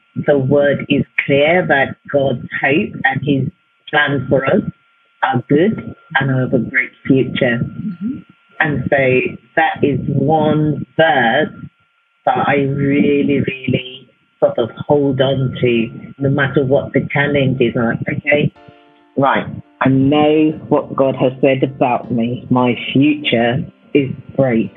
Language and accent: English; Nigeria; also born or lived in United Kingdom / Lagos / Ibadan; growing up in Nigeria was very exciting